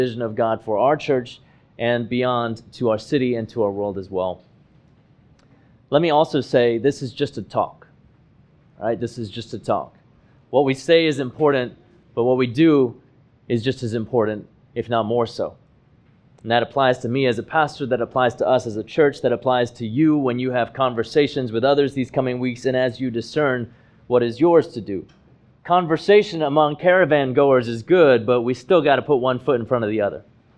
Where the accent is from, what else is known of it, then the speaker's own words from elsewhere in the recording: Hong Kong; moved away as an adult; now in United States; race mattered was when I arrived in the United States in 2006 at the age of 23. See, I was born and I grew up in Hong Kong, where the population is over 90% Han Chinese.